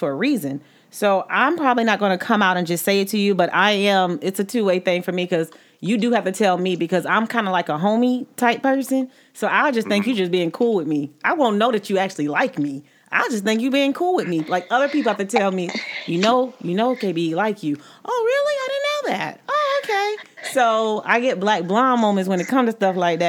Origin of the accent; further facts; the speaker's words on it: the South, United States; I'm from the South